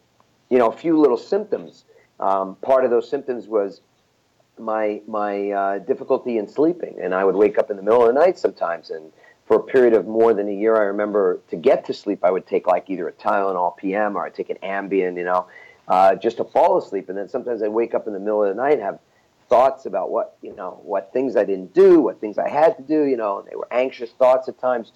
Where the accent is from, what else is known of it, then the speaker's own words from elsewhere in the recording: New York, United States; I'm from New York